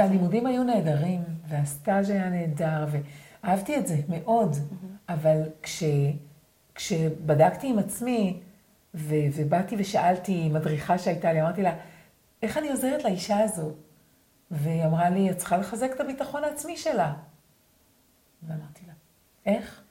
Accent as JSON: {"language": "Hebrew", "town": "Sa'ad", "region": "Southern District", "country": "Israel", "tie": "born or raised there", "said": "אני גדלתי בקיבוץ בנגב"}